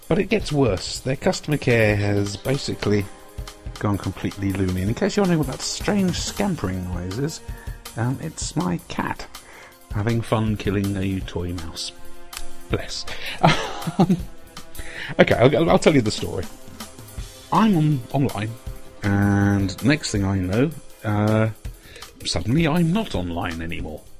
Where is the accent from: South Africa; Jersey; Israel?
Jersey; now in England; I come from Jersey.